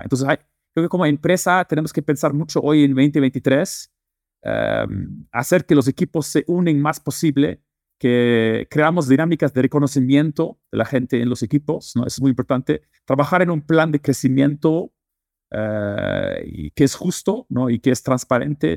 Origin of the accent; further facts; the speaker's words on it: Netherlands; Spanish is a second language; also born or lived in Lebanon; now in Mexico; Yo eh, crecí y nací en Holanda, pero eh, mi familia es libanesa y también viví dos años en Líbano